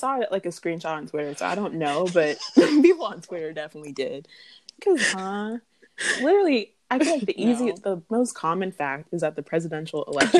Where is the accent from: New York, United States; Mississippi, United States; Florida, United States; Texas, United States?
Florida, United States; I won't even say white people because I'm from Florida.